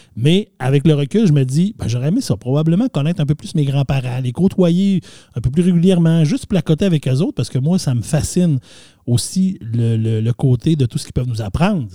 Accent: Saguenay, Quebec, Canada; je viens du Saguenay, je l'ai dit tantôt, plus précisément d'Arvida. Et pas loin de chez moi, il y avait le rang Saint-Anne

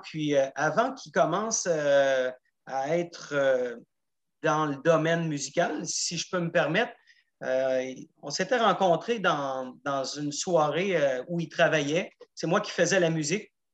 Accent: Gaspésie, Quebec, Canada; moved away as an adult; also born or lived in Montreal; J'ai quitté la Gaspésie en 87 après mon cégep

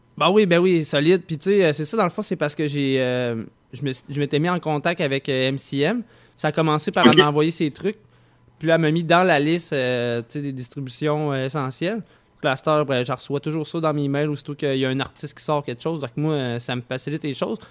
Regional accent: Saint-Nicolas, Quebec, Canada; je viens de Saint-Nicolas

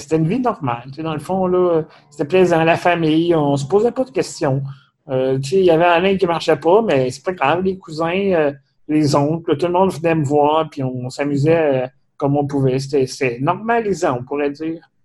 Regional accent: Saint-Léonard-d'Aston, Quebec, Canada; on vient dans le coin de Drummondville, de Saint-Léonard-d'Aston

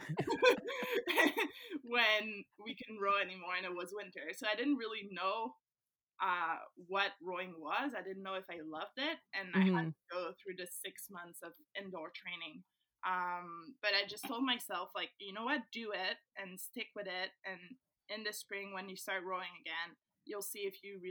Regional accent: Saint-Hubert, Quebec, Canada; English is a second language; I was in Saint-Hubert in my hometown.

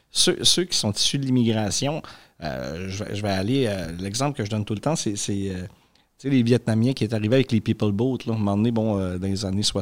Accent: Quebec, Canada; now in Greece; Moi, si je viens, je viens, bon, viens du Québec, puis je suis, euh, je suis en Grèce, ben, m'a mangé euh, comme les Grecs, sauf qu'un soir, ben, je vais aller faire un souper, peut-être bien typiquement québécois

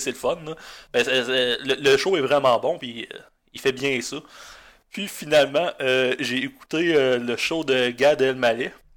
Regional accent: Gaspé, Quebec, Canada; moved away as an adult; also born or lived in Chandler / Sainte-Anne-des-Monts; j'ai grandi en Gaspésie

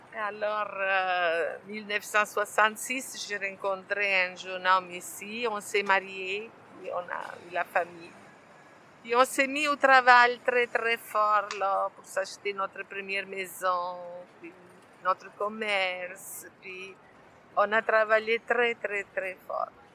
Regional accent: Italy; first language Italian; French is a second language; moved away as an adult; now in Saint-Léonard, Canada; je suis italienne, née en Italie, étudiée en Italie. Je suis arrivée ici en 1964.

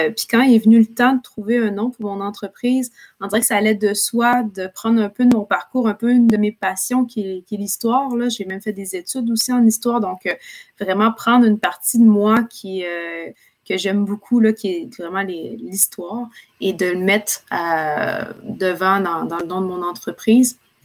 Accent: Quebec City, Quebec, Canada; moved away as an adult; also born or lived in Ottawa; now in Montreal, Canada; je viens de la ville de Québec, donc euh, je, viens de, Québec. J'ai déménagé à Montréal il y a quelques années

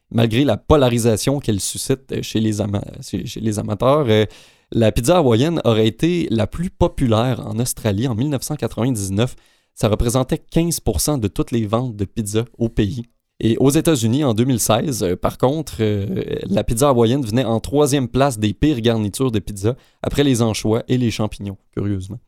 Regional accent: Canada; chez nous au Canada

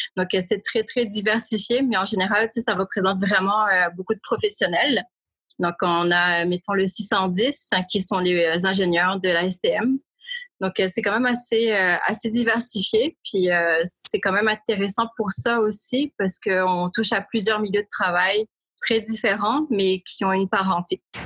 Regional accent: Réunion; moved away as an adult; now in Montreal, Canada; je suis originaire de l'île de la Réunion, qui est un département français situé dans l'océan Indien. Ça fait 21 ans cette année que je vis à Montréal.

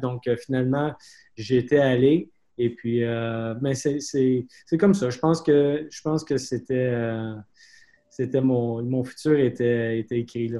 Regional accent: Quebec, Canada; moved away as an adult; also born or lived in Cape Breton / Montreal; now in Winnipeg, Canada; Ça fait, longtemps que je suis parti du Québec

